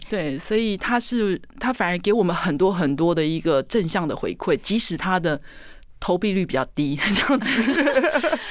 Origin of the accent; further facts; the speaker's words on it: Taitung County, Taiwan; 他看到的美跟我们台东人看到的土生土长台东人看到的美是不一样